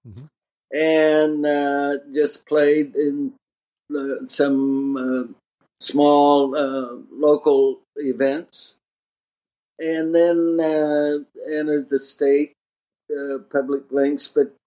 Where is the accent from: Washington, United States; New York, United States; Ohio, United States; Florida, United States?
Washington, United States; Kirkland; started there in Kirkland and then moved to the adjacent city.